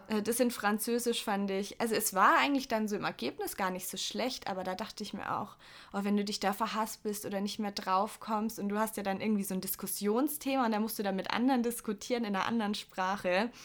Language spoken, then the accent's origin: German; Augsburg, Bavaria, Germany; bin ich aufs Gymnasium gekommen in Augsburg